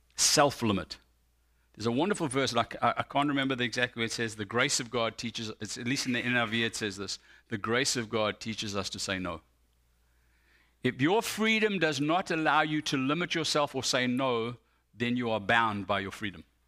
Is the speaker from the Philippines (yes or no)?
no; South Africa; now in United States; I identify more as American than I do as South African